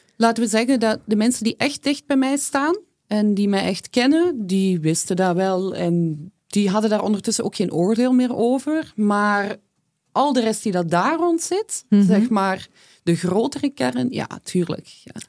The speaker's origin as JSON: {"language": "Dutch", "region": "Flanders", "country": "Belgium", "said": "kom ik uiteraard uit Vlaanderen."}